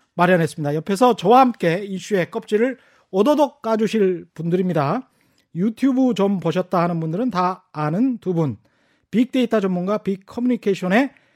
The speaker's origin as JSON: {"language": "Korean", "town": "Yeosu", "region": "South Jeolla", "country": "South Korea", "tie": "born or raised there", "said": "저는 전라남도 여수"}